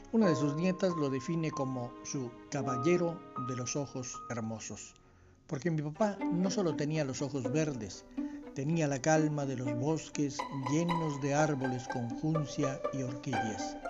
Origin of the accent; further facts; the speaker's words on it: Comitán, Chiapas, Mexico; En Comitán, en esos tiempos, años 60, los amigos también se silbaban, no se chiflaban